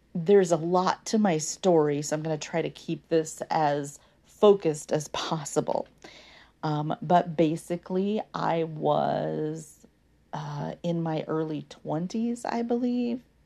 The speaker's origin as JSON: {"language": "English", "country": "United States", "tie": "born or raised there", "first_language": "English", "said": "those of us in the United States of America, born and raised in U S"}